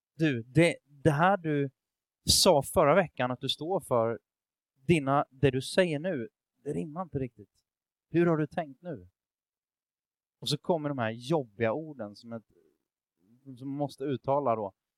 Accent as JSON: {"language": "Swedish", "country": "Sweden", "said": "jag tänker som svensk"}